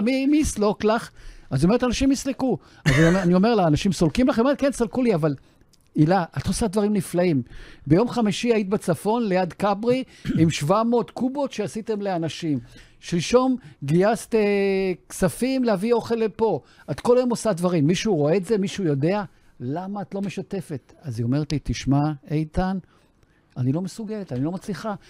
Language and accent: Hebrew; South Africa; now in Israel; הגעתי ארצה מדרום אפריקה, בתור חייל בודד